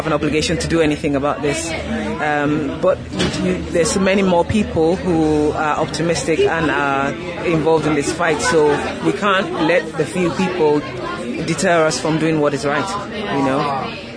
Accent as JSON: {"language": "English", "country": "Nigeria", "tie": "born or raised there", "also_born_or_lived": "United Kingdom", "moved": "yes", "lives_now": "Australia", "said": "I grew up in Nigeria"}